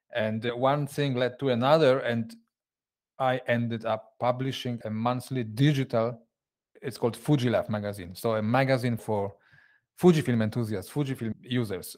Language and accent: English; Poland; moved away as an adult; now in Switzerland; I, I come originally from Poland.